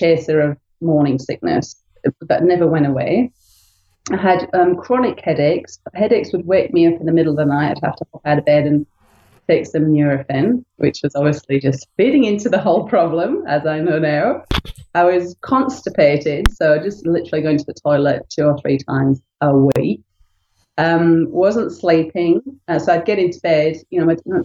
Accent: United Kingdom; moved away; I'm from the UK, you can tell by my funny accent

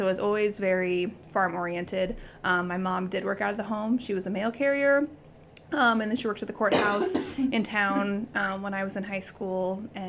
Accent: Wilber, Nebraska, United States; moved away as an adult; now in York, United States; So I'm from Wilbur, Nebraska, and it is the Czech capital of the United States.

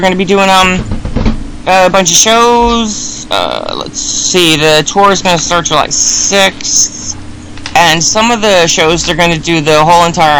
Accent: Sweden; I'm no Irish, but I am Swedish.

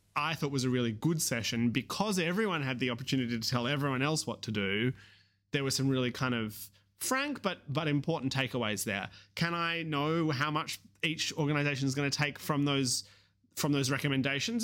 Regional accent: Australia; accent: Australian; you can hear my Australian accent

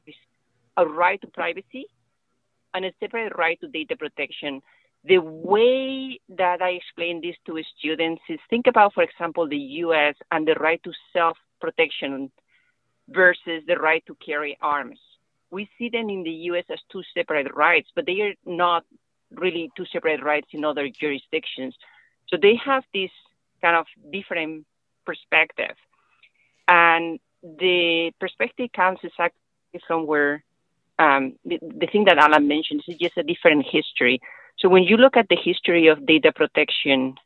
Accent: Spain; now in United States; I am attorney in Spain. I'm originally from Spain.

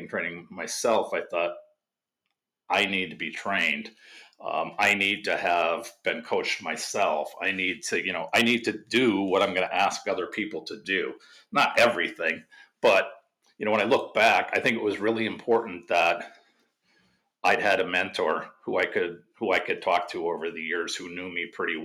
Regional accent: Wisconsin, United States; I grew up in Wisconsin

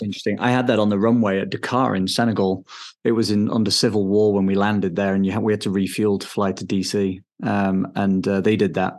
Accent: England, United Kingdom; moved away as an adult; now in Denver, United States; I'm British. I grew up in England. Um, now I live in Denver, Colorado

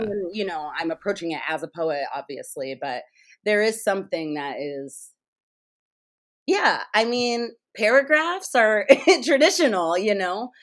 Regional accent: United States; I'm an American, so I'm a capitalist.

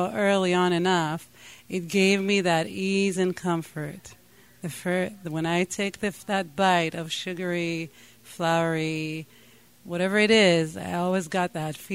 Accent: Israel; first language Hebrew; English is a second language; moved away; I grew up in Israel. I spoke only Hebrew

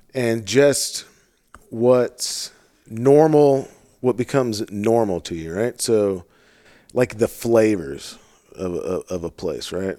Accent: St. Louis, Missouri, United States; moved away; I'm from St. Louis

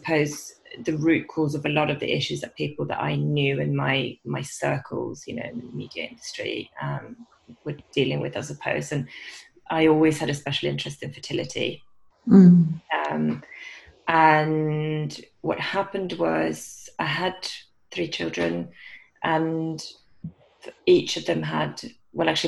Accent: Sweden; moved away as an adult; also born or lived in London, United Kingdom; now in England, United Kingdom; So I'm from Sweden originally. I've lived in England now for about 20 years.

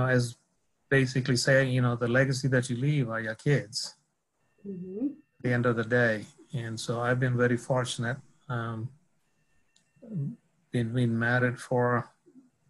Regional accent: India; moved away as an adult; also born or lived in Texas; now in United States; Was born and raised in India, born to a middle-class family

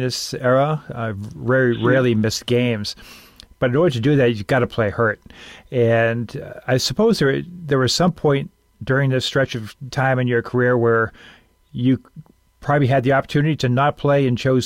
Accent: Boston, Massachusetts, United States; growing up in the Boston area

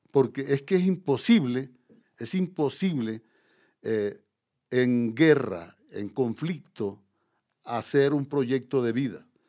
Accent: Córdoba, Colombia; moved away as an adult; also born or lived in Paris, France; de Córdoba, digamos la región donde yo nací

